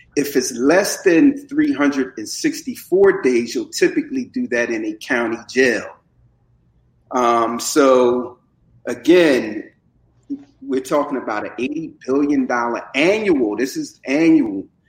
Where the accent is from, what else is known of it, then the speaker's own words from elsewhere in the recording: Camden, New Jersey, United States; also born or lived in North Philadelphia, Pennsylvania; I was born in West Oak, uh, Lane, that's the section of uh, North Philadelphia, but I was raised in Camden, and Camden is where my heart is